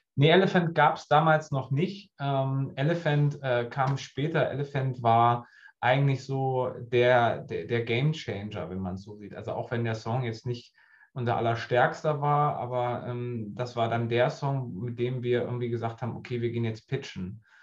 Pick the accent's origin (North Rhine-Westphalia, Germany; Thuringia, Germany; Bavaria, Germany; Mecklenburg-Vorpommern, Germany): Thuringia, Germany; Goldene Aue, southern Harz; moved away as an adult; now in Hamburg, Germany; da, wo ich herkomme, im Südharz, Goldene Aue heißt das, das ist so zwischen Göttingen und, und, und Halle an der Saale, so die Ecke. Ähm, da bin ich groß geworden